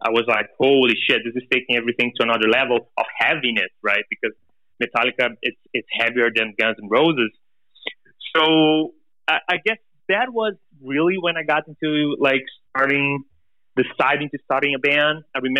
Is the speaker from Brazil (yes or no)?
yes; Brazil; English is a second language; we are a band from Brazil. My family is from Holland. And so I've been always, like, in between Europe and Brazil.